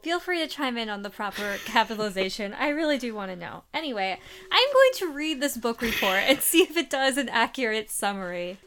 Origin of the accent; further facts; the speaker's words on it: Midwest, United States; Growing up in the Midwest